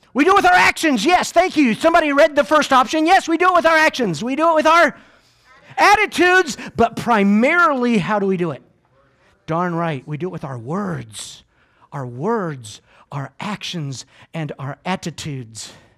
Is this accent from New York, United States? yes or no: no; Georgia, United States; also born or lived in Clearwater, Florida; I am from Georgia